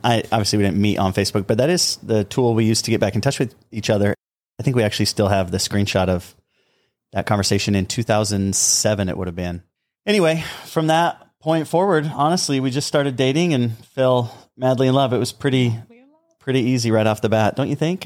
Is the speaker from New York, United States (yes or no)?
no; southern Utah, United States; We grew up on uh, both ends of the state, the southern end of Utah